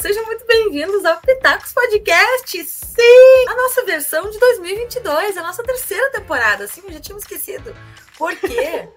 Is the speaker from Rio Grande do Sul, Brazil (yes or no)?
yes; Rio Grande do Sul, Brazil; now in Curitiba, Brazil; eu sou do Rio Grande do Sul